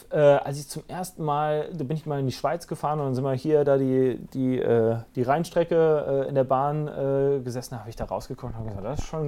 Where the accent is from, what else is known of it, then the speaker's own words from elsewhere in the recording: Rhineland-Palatinate, Germany; meine Heimat ist und bleibt die Vulkaneifel.